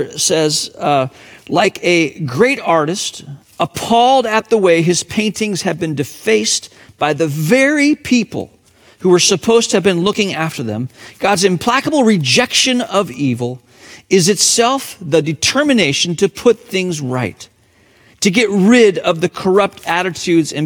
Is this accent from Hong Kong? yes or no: yes; Hong Kong; moved away; my hometown, Hong Kong